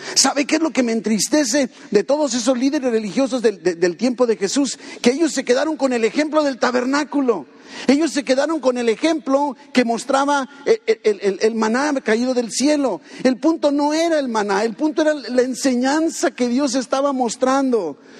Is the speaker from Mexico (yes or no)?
yes; Mexico; Somos mexicanos.